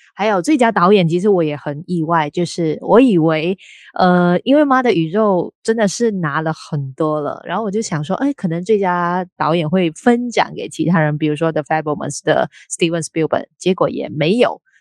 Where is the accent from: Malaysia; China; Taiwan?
Malaysia; 我们都是来自马来西亚